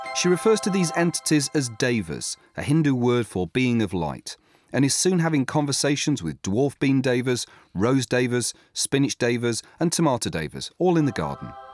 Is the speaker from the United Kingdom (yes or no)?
yes; England, United Kingdom; being English